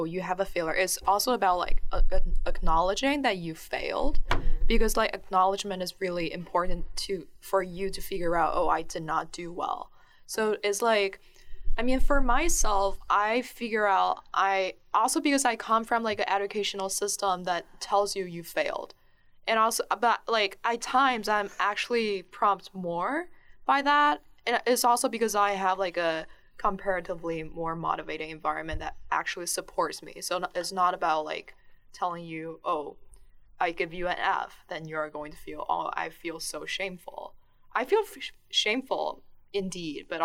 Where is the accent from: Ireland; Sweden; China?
China; English is a second language; moved away as an adult; now in United States; I'm from China